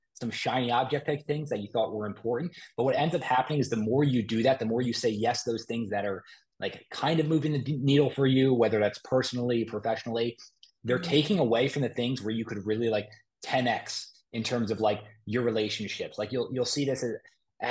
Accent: Moorestown, New Jersey, United States; I'm from Morristown

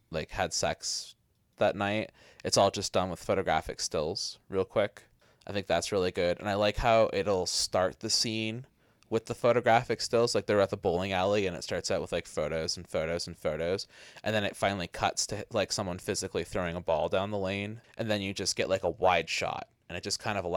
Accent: Halifax, Nova Scotia, Canada; There was this video store in my hometown that was like this really it was in Halifax

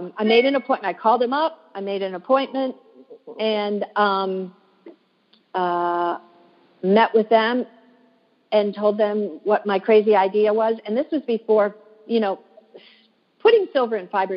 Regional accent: Michigan, United States; moved away as an adult; now in Washington, D.C., United States; I live in Washington, D.C. now, but I'm originally from Michigan. And growing up in Michigan

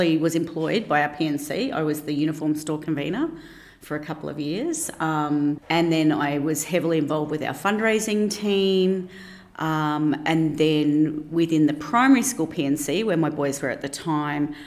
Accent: Brisbane, Queensland, Australia; I grew up in Ferny Grove in Brisbane, so I have not moved far from home

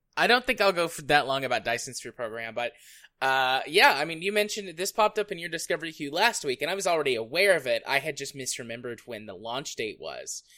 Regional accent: United States; as an American

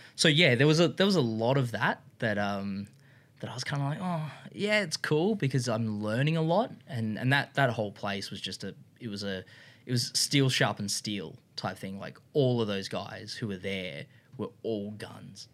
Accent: Brisbane, Queensland, Australia; I was from Brisbane.

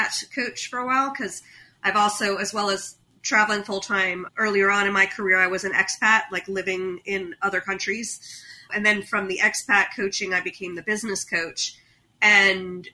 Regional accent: United States; as an American

